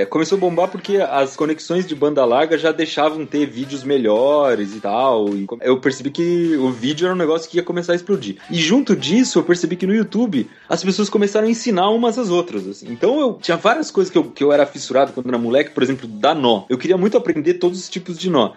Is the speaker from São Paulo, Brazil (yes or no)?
yes; Piedade, São Paulo, Brazil; now in São Paulo, Brazil; eu e a Mari, a gente é de Piedade. Piedade fica no interior de São Paulo, fica ali uns 100 quilômetros daqui, de onde eu moro hoje, daqui de São Paulo. E eu morava no sítio